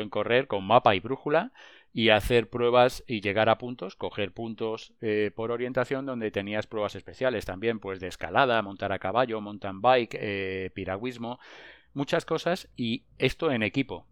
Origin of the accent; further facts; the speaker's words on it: Madrid, Community of Madrid, Spain; also born or lived in La Granja de San Ildefonso; yo soy de Madrid, mi familia es de Madrid